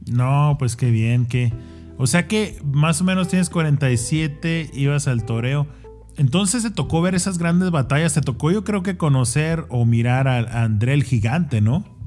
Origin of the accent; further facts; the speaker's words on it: Mexico; now in United States; soy mexicano 100%, vivo acá, pero soy mexicano